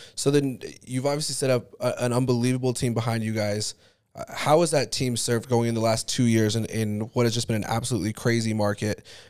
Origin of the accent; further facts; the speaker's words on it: Highland, Utah, United States; also born or lived in Alpine, Utah; I grew up in Highland and Alpine